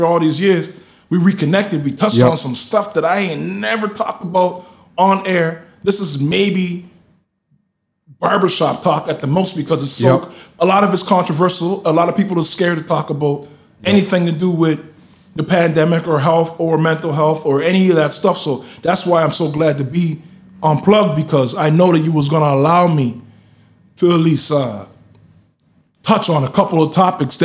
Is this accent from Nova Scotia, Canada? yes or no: yes; Halifax, Nova Scotia, Canada; born or raised there; also born or lived in Toronto